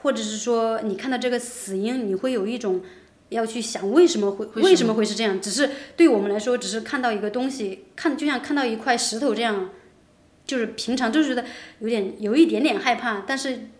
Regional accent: China; 虽然我现在还是一个很正宗的中国人

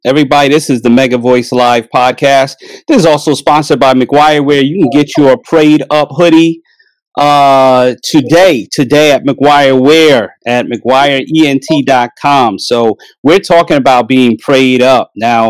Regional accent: Hempstead, New York, United States; I grew up in Hempstead, right next to Roosevelt.

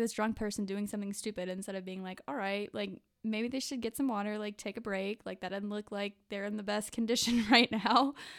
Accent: Jackson area, Mississippi, United States; I'm from the Jackson area of Mississippi

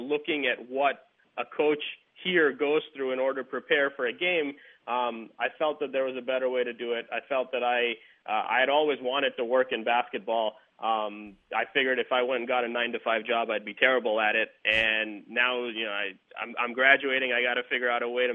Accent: India; moved away as an adult; now in United States; I grew up in India

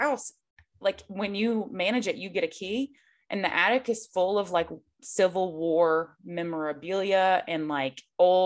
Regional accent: Ashland, Kentucky, United States; I'm from Northeastern Kentucky near the Ashland area

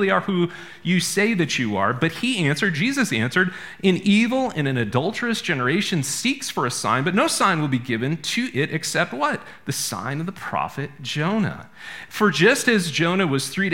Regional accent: Maine, United States; I'm from Maine.

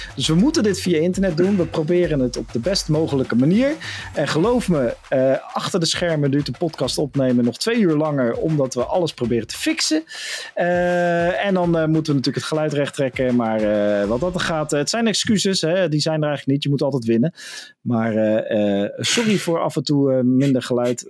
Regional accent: Netherlands

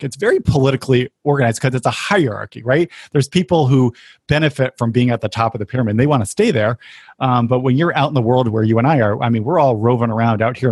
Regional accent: New England, United States; I grew up in New England

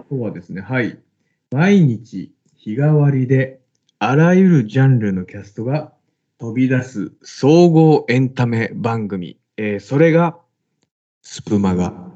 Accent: Saga, Japan; 地元が一緒でね、まあ、地元というか佐賀県、 えー、出身、2人とも佐賀県出身

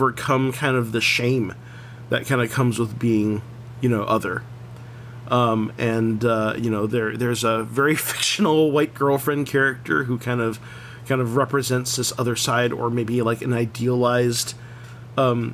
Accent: San Diego, California, United States; I grew up in Claremont

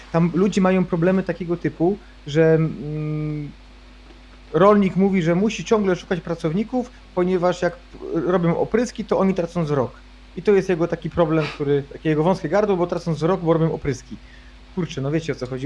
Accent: Poland; ja sam wychowałem się na wsi

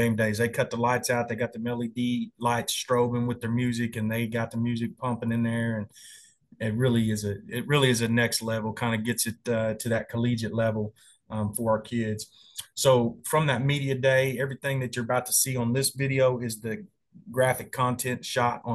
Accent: Enid, Oklahoma, United States; my hometown over in Enid, Oklahoma.

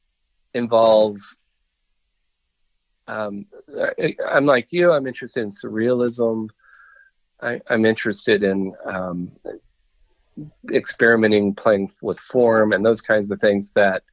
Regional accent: Oklahoma, United States; I'm from Oklahoma

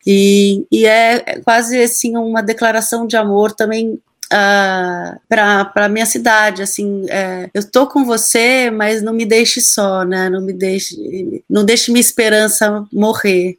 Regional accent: São Paulo, Brazil; a minha cidade, que é São Paulo, eu nasci em São Paulo

